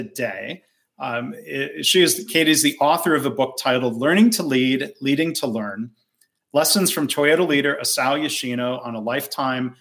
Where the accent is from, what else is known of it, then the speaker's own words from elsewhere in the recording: Michigan, United States; moved away; my home state originally of Michigan